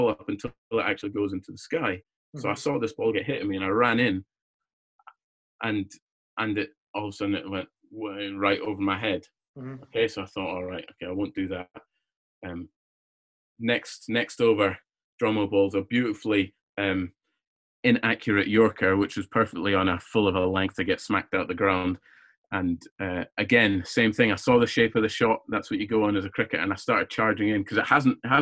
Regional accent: Scotland, United Kingdom; I was born in Scotland

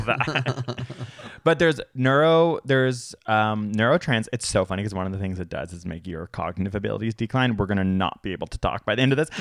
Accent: Toronto, Ontario, Canada; where I grew up in Toronto

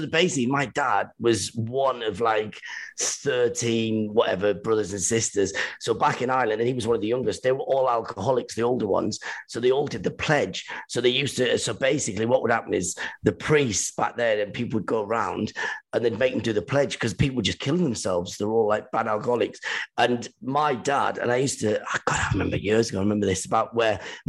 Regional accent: Iran; moved away; even when we came from Iran, it was very Iranian because my dad was always away, whatever, doing stuff.

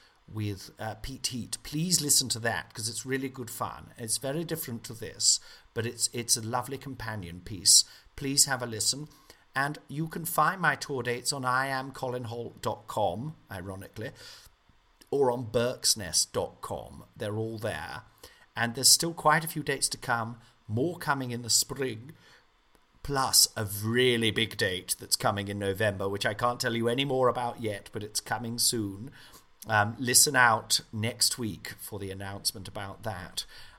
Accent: Nottingham, East Midlands, United Kingdom; I said, I'm back in my hometown. Big cheer. Loved all the stuff about Nottingham in the show, you know.

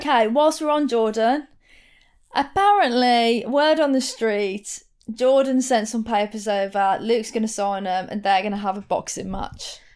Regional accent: Wolverhampton, West Midlands, United Kingdom; accent: Wolverhampton; my Wolverhampton accent

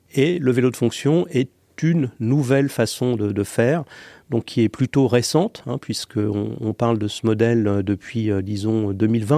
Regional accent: Paris, Île-de-France, France; je suis parisien

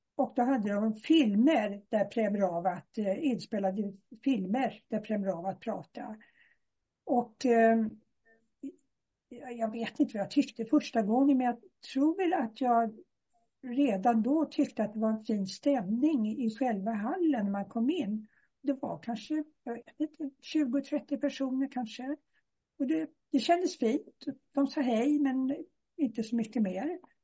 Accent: Stockholm, Stockholm County, Sweden; moved away as an adult; now in Skillinge, Sweden; jag sitter nere i Skillinge på Österlen, men jag är från Stockholm.

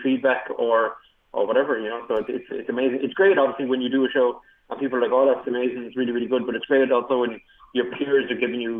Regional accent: Ireland; I'm the only Irish escape artist

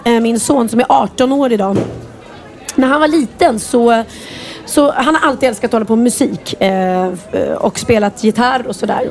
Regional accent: Värmdö, Stockholm County, Sweden; moved away as an adult; also born or lived in Östermalm, Stockholm; now in Lidingö, Sweden; jag är uppvuxen ute på Värmdö

